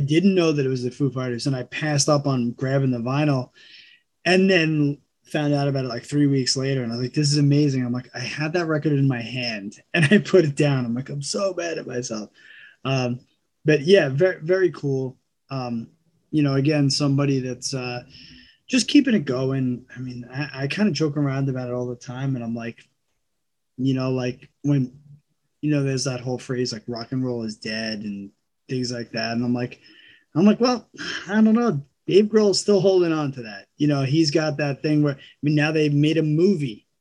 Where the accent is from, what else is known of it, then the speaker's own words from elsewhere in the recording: New York, United States; also born or lived in California; born and raised in New York